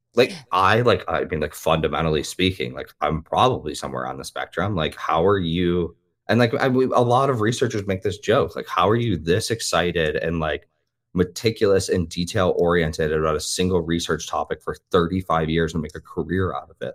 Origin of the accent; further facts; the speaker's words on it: Midwest, United States; I'm from the Midwest, like, I grew up near cornfields